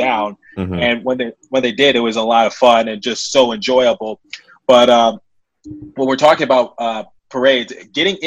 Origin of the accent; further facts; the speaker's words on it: Philadelphia, Pennsylvania, United States; I'm from Philadelphia.